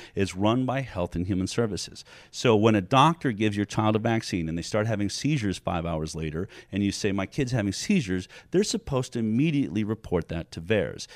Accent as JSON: {"language": "English", "region": "California", "country": "United States", "said": "I come from California, where we've lost our right to choose"}